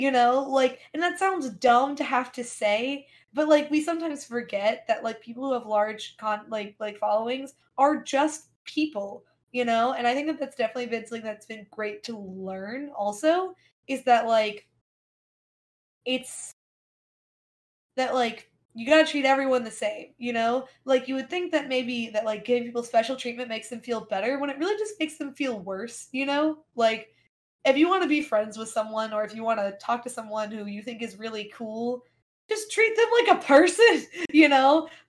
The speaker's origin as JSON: {"language": "English", "region": "the South", "country": "United States", "accent": "Southern", "said": "So I'm regionally Southern, and I intentionally suppress my Southern accent so that people won't make fun of me."}